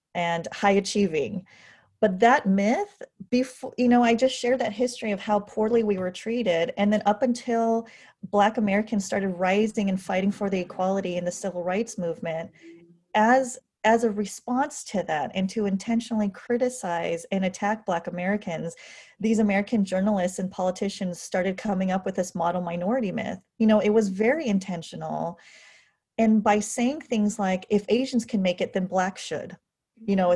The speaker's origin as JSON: {"language": "English", "region": "California", "country": "United States", "tie": "born or raised there", "said": "I was born and raised in California"}